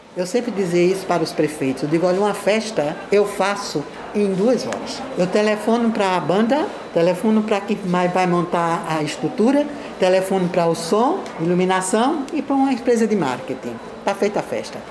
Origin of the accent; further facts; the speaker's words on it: Northeast Region, Brazil; moved away; eu sou do Nordeste com muito orgulho